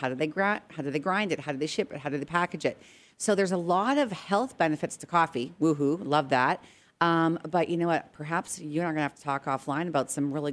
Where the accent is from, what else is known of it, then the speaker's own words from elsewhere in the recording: Edmonton, Alberta, Canada; also born or lived in Regina, Saskatchewan; now in United States; I was born in Regina, Saskatchewan, but I spent most of my years in Edmonton, Alberta